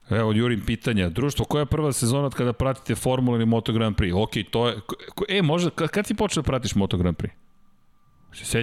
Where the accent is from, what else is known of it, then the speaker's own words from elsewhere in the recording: Belgrade, Serbia; Ja sam odrastao inače u Zemunu